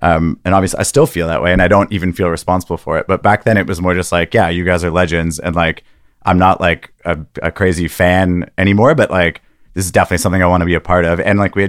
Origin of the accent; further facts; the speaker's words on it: Canada; as a Canadian person